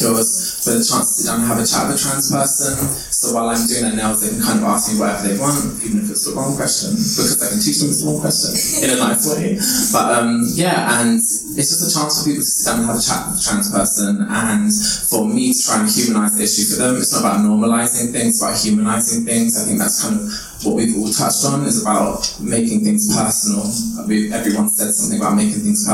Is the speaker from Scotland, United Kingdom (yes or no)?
no; London, United Kingdom; I'm from, like I said, Labrador Grove